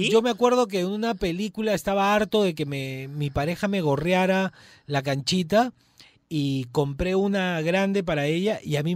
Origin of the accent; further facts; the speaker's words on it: Peru; El arroz, el buen arroz como buen peruano y la papa frita.